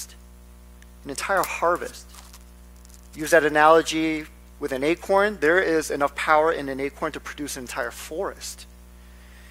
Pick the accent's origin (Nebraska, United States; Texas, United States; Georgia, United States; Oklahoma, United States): Nebraska, United States; moved away; I grew up in Nebraska.